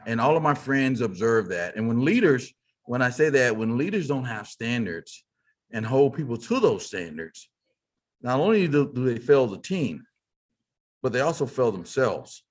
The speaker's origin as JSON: {"language": "English", "town": "Fort Worth", "region": "Texas", "country": "United States", "tie": "born or raised there", "said": "I grew up in Fort Worth, Texas, uh, as they say, cow town"}